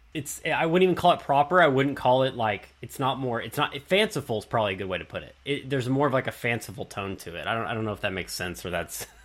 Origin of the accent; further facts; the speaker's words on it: Texas, United States; accent: Southern; being from Texas. I obviously, like everybody, I can't tell that I have an accent.